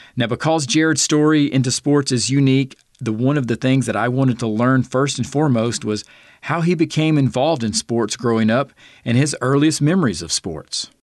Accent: Greenville, South Carolina, United States; here in my hometown, Greenville, South Carolina

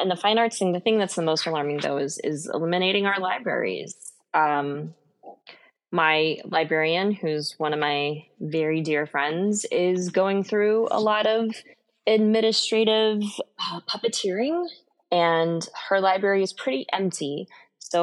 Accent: Houston, Texas, United States; I'm originally from the Houston area

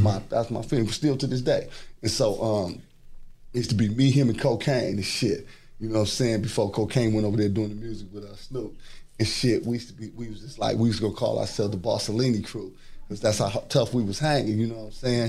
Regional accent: Los Angeles, California, United States; I grew up in South Central

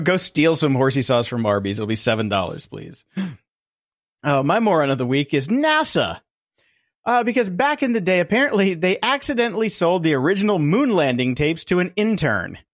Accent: Midwest, United States; now in Hollywood, United States; I come from the Midwest.

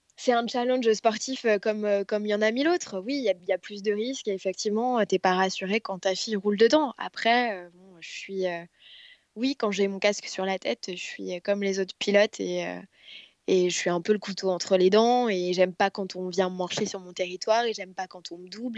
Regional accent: Paris, Île-de-France, France; je suis parisienne

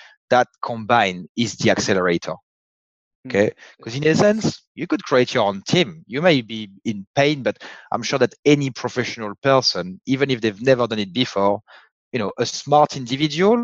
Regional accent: France; accent: French; I happen to have a French accent and I was born in France.

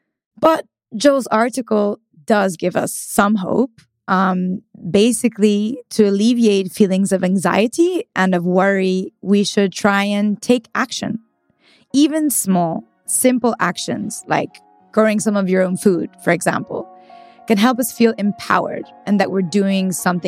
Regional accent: northern Italy, Italy; So I'm from Northern Italy

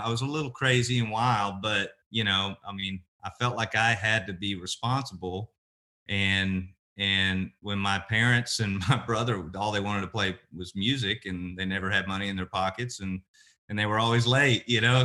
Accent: Oklahoma City, Oklahoma, United States; also born or lived in Lawton, Oklahoma; now in Nashville, United States; I grew up in Oklahoma, born and raised, and, uh, born in Lawton, Oklahoma, raised in Oklahoma City

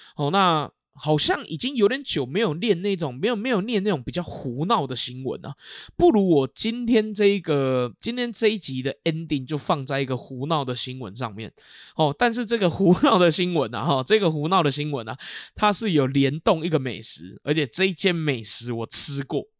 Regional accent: Keelung, Taiwan; 我那个时候学校不算大，哦，因为我们基隆这边还有更大间的国小

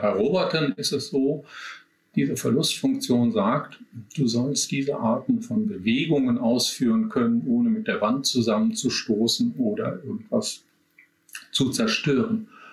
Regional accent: Germany; bei uns in Deutschland

